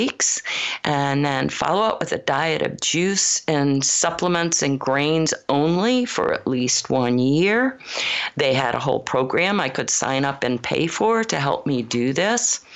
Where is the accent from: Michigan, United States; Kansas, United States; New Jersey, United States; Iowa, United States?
Michigan, United States; moved away as an adult; also born or lived in Colorado / Los Gatos, California; I was born in Colorado, but grew up primarily in Michigan